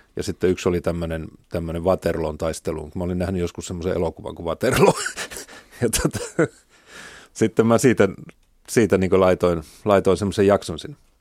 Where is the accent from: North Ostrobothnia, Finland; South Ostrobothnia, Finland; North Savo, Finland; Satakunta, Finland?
North Ostrobothnia, Finland; Oulu; moved away; mä tulin Oulusta ja se nyt oli semmoinen pieni kaupunki